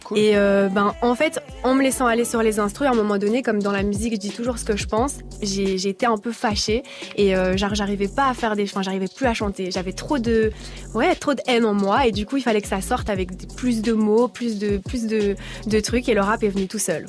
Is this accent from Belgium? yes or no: yes; Brussels, Brussels-Capital Region, Belgium; moi je viens de Bruxelles.